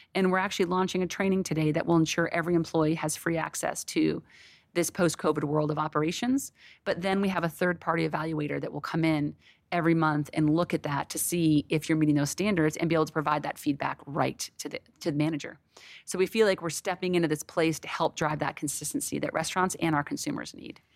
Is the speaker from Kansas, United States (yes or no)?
no; Connecticut, United States; now in Texas, United States; I was raised in New England, um, in Connecticut, so I'm a huge seafood person